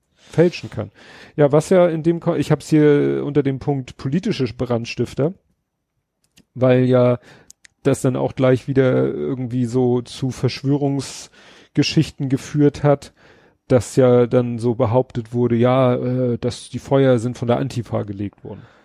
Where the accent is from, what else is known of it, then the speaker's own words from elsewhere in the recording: Hamburg, Germany; ich als Schulkind in Hamburg in der Grundschule